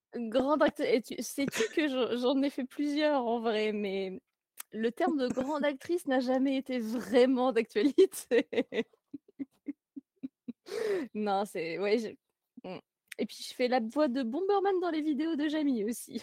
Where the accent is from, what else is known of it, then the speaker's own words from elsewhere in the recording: Jura, Bourgogne-Franche-Comté, France; j'habite dans, dans, la montagne de la Jura